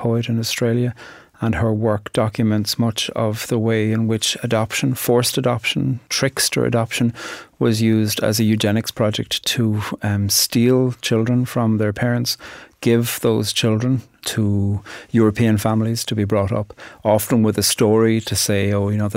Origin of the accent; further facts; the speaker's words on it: Ireland; I'm from Ireland, and I'm a poet